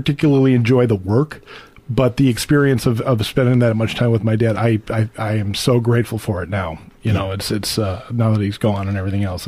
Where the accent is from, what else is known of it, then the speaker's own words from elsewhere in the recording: Edina, Minnesota, United States; now in Northfield, United States; I grew up in Edina. Graduated from Edina High School